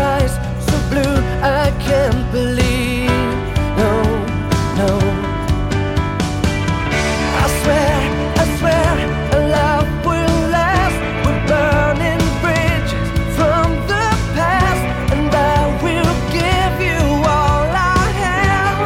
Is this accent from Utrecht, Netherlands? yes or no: no; Rotterdam, South Holland, Netherlands; moved away; I'm from Rotterdam originally.